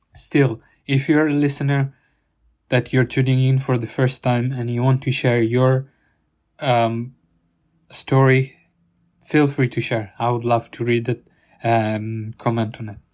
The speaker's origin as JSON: {"language": "English", "country": "Italy", "tie": "born or raised there", "moved": "yes", "lives_now": "United Kingdom", "said": "my hometown in Italy"}